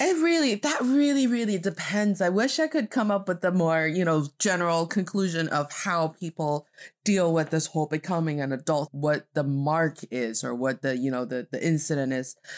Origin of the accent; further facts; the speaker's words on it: Northeast China, China; now in Beijing, China; proudly repping the northeast part of China